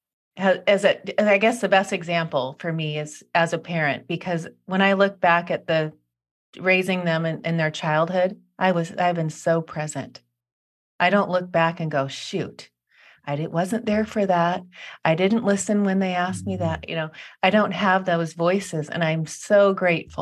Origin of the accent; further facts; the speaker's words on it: Seattle, Washington, United States; moved away; I grew up in Seattle